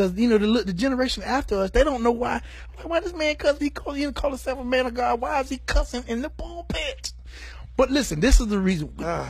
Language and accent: English; Rocky Mount, United States; I'm from Rocky Point. Now, yeah. Rocky Mount.